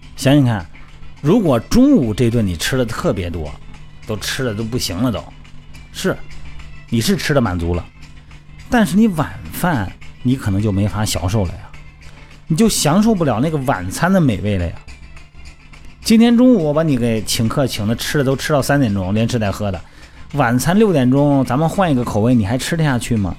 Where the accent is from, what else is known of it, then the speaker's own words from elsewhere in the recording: Shandong, China; 我们山东那边喝酒讲究什么？得喝醉